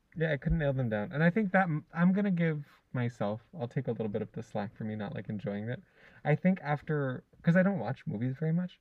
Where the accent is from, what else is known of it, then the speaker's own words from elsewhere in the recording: Hawaii, United States; also born or lived in California / Lanai; I lived in Hawaii since I was four